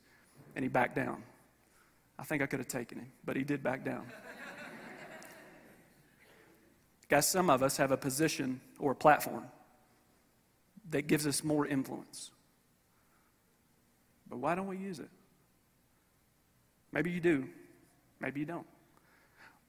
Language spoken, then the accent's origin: English; Paris, Kentucky, United States; I'm from Paris, Kentucky